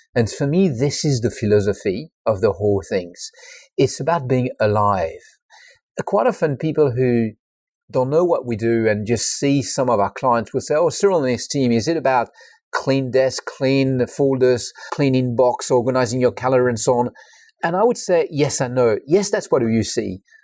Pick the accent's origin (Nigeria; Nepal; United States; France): France; English is a second language; moved away; I'm French. I'm not English